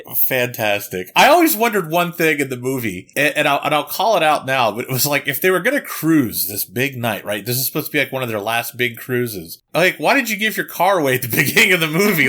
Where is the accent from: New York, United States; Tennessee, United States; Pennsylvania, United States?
Pennsylvania, United States; Pittsburgh; I grew up in Pittsburgh, and actually it's just north of Pittsburgh. Uh, it, I was about fifteen minutes north of Pittsburgh